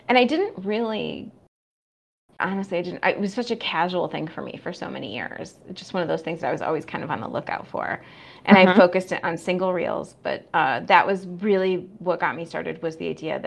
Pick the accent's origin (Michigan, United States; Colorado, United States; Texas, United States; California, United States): Michigan, United States; Flint; moved away; my hometown of Flint, Michigan